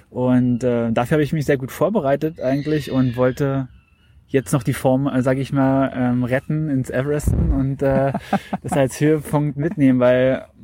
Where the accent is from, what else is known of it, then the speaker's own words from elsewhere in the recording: Potsdam, Brandenburg, Germany; now in Berlin, Germany; Also eigentlich gerade in der Schnittstelle zwischen da, wo ich aufgewachsen bin in Potsdam und da, wo ich jetzt wohne äh, in Berlin.